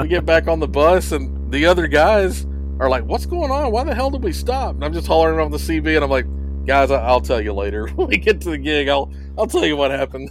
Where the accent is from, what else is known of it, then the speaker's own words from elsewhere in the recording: Hendersonville, Tennessee, United States; I was from Hendersonville, Tennessee